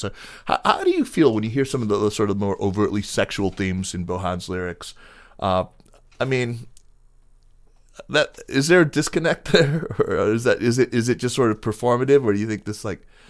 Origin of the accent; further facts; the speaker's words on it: upstate New York, United States; I'm from upstate though